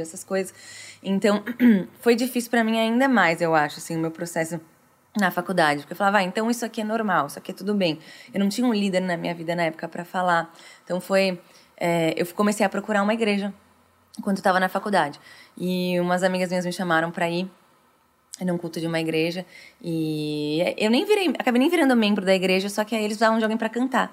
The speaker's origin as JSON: {"language": "Portuguese", "town": "Franca", "region": "São Paulo", "country": "Brazil", "tie": "born or raised there", "said": "Eu nasci em Franca, uma cidade do interior de São uhum. Paulo."}